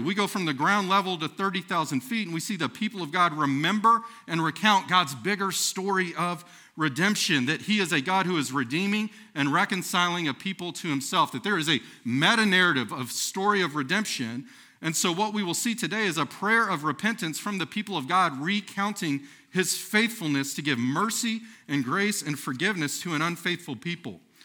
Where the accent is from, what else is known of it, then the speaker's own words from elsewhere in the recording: Texas, United States; moved away as an adult; now in Nebraska, United States; I'm from the great nation of Texas